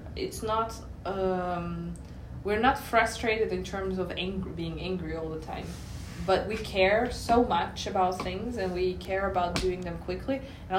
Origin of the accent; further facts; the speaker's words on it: Moscow, Russia; English is a second language; moved away; also born or lived in United States; I grew up in Moscow and then I lived in the US, and US is worse.